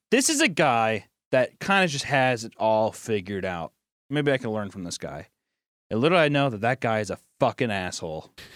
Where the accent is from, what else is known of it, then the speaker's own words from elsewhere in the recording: United States; since I'm American